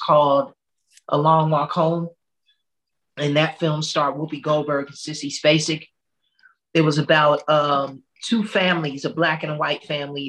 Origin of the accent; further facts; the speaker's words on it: Chicago, Illinois, United States; I'm originally from Chicago. I'm born and raised